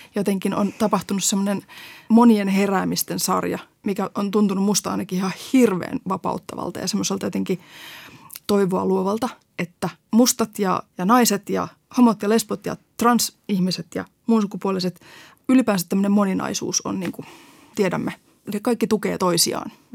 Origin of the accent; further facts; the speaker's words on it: Helsinki, Uusimaa, Finland; kasvoin pääkaupunkiseudulta, siis Helsingissä